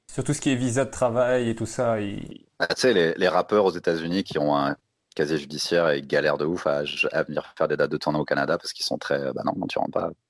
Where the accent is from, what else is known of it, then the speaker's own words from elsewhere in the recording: France; accent: European; quand, je vais dans des pays comme ça pour faire des open mic, ou je, dis pas que je suis français. Ça s'entend pas, on dirait que j'ai un accent un peu genre, européen, quoi.